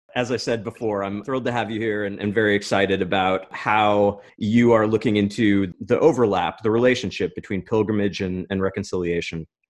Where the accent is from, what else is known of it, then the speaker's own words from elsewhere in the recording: Pacific Northwest, United States; as an American from the Pacific Northwest